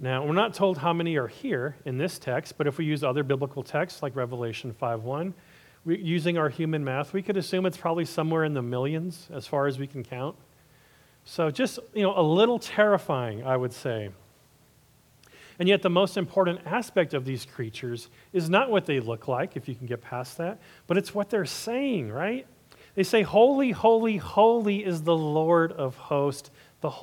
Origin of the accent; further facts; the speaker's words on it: Los Angeles, California, United States; my hometown of Hollywood